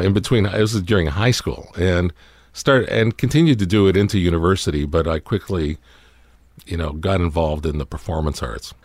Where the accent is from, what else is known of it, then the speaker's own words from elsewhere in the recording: Toronto, Ontario, Canada; we were all growing up in Canada, in Toronto